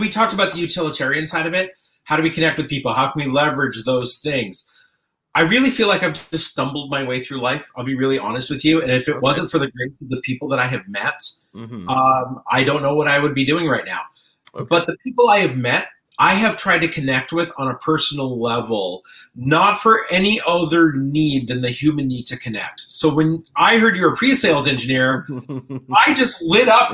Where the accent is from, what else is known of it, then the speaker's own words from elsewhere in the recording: Alberta, Canada; moved away as an adult; also born or lived in Ontario; now in Silicon Valley, United States; I was born and raised in Alberta, spent most of my life there